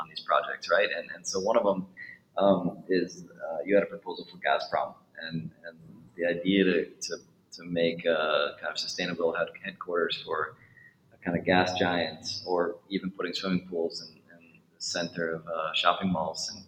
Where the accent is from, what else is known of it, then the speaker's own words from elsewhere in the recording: New York, United States; New York, my hometown